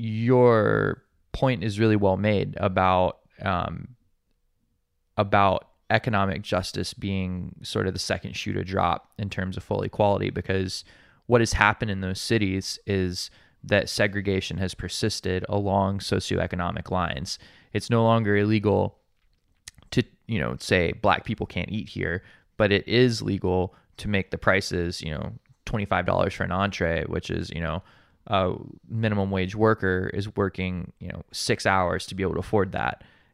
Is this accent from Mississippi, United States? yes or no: no; Montgomery, Alabama, United States; also born or lived in Atlanta, United States; now in Hawaii, United States; So I grew up in Montgomery, Alabama, which is where Dr. King started his ministry at Dexter Avenue Baptist Church.